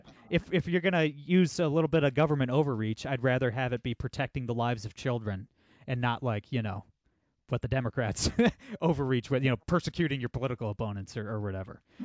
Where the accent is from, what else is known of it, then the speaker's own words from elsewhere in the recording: Northwest Ohio, United States; I'm, I'm from Northwest Ohio. I'm from the Rust Belt